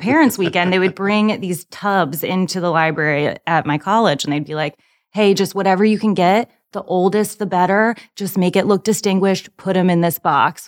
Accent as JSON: {"language": "English", "town": "Charlottesville", "region": "Virginia", "country": "United States", "tie": "born or raised there", "moved": "as an adult", "lives_now": "Nashville, United States", "said": "Born and raised in beautiful Charlottesville, Virginia."}